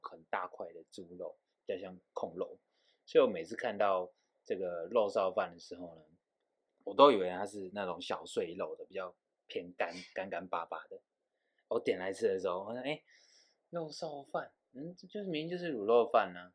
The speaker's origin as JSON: {"language": "Chinese", "region": "Taipei", "country": "Taiwan", "tie": "born or raised there", "also_born_or_lived": "Chiayi", "said": "我其实是算是土，一个土生土长的北部人啊。我大概一岁的时候就离开嘉义了，所以我也不敢说我是嘉义人。那我记得我小时候啊，在台北"}